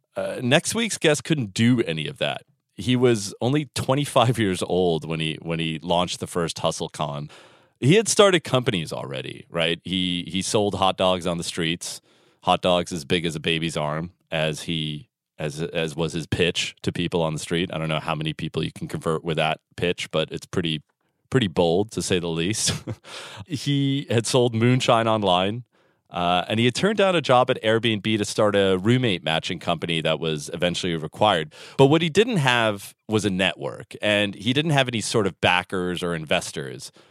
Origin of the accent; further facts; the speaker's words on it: San Francisco, California, United States; moved away; San Francisco, my hometown, the beautiful city by the bay